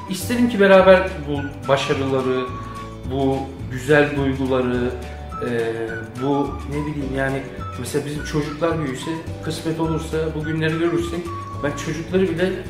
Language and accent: Turkish; Istanbul, Turkey; 1981 İstanbul doğumluyum.